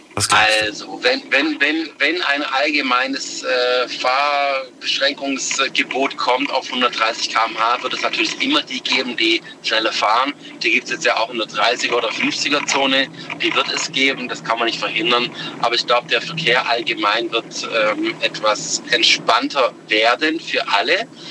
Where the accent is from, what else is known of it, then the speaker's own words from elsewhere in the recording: Stuttgart, Baden-Württemberg, Germany; ich komme aus der Region Stuttgart, direkt Stadt City